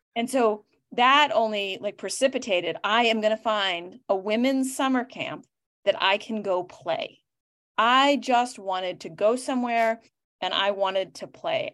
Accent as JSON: {"language": "English", "town": "Boston", "region": "Massachusetts", "country": "United States", "said": "I am from Boston"}